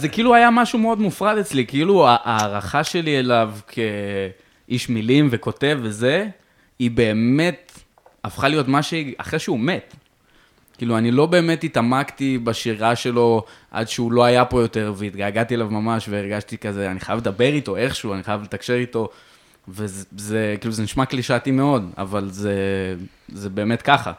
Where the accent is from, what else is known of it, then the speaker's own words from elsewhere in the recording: Jerusalem, Jerusalem District, Israel; now in Tel Aviv, Israel; אני ירושלמי במקור